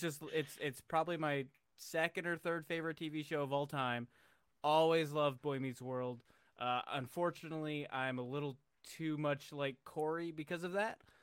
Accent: Buffalo, New York, United States; now in Canton, United States; I'm originally from Buffalo, and I, f, New York

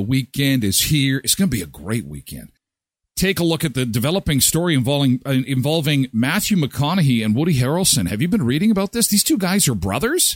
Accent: Erickson, Manitoba, Canada; moved away; My hometown where I grew up, Erickson, Manitoba, the Nordic Inn.

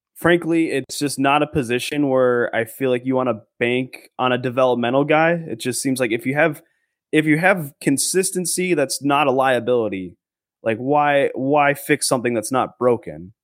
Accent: an hour north of the Twin Cities, Minnesota, United States; I was born and raised like an hour north of the Twin Cities.

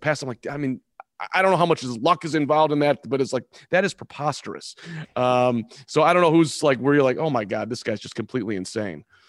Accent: Chicago, Illinois, United States; I'm from Chicago

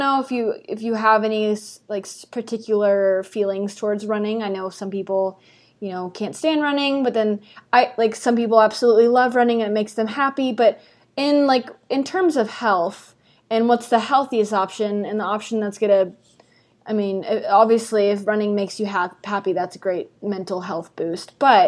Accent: Texas, United States; I'm from Texas.

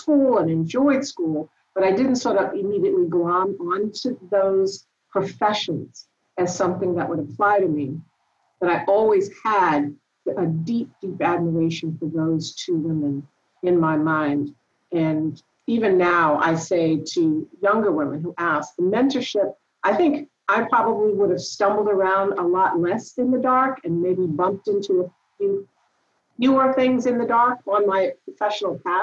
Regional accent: Washington, District of Columbia, United States; moved away; I grew up in Washington, D.C.

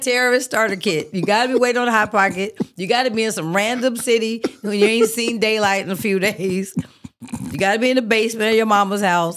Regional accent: Oakland, California, United States; moved away; I'm from Oakland. We are a little aggressive

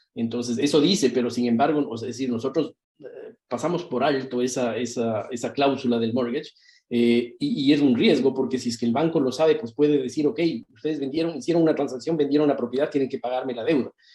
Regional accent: Ecuador; moved away as an adult; now in Miami, United States; soy originalmente de Ecuador, vivo acá en Estados Unidos nueve años aproximadamente, y em, en Miami, Florida

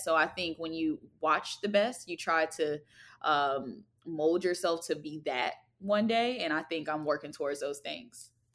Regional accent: Alexandria, Virginia, United States; I am from Alexandria, Virginia

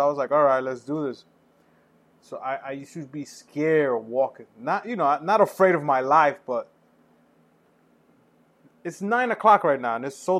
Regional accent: New York City, New York, United States; moved away as an adult; growing up in the Heights

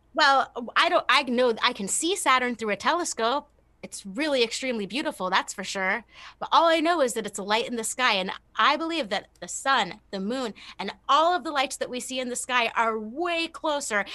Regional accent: California, United States; now in Louisiana, United States; being in Louisiana and growing up in California

